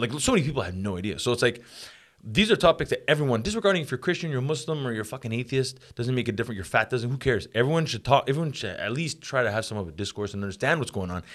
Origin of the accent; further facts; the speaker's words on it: Montreal, Quebec, Canada; I grew up in Montreal